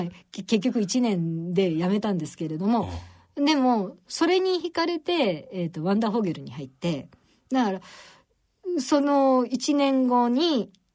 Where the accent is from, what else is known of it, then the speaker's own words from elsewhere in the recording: Nara, Japan; 奈良です。奈良県奈良市なんですけど